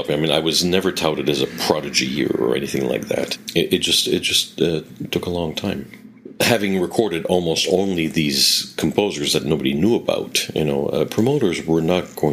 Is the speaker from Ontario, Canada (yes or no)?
no; Quebec, Canada; accent: Quebec French; which are not uh, Quebec. I tend to be a little bit of a chameleon and change my accent a little bit to uh, to sound more international, because uh, above all, I want to be understood. Because if I really spoke the way I spoke at home